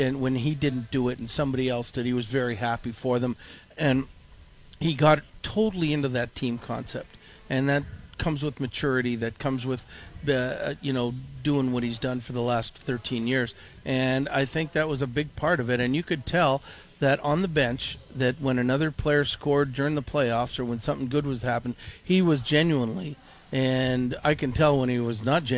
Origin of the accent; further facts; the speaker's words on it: Toronto, Ontario, Canada; now in Minnesota, United States; growing up in Canada, in Toronto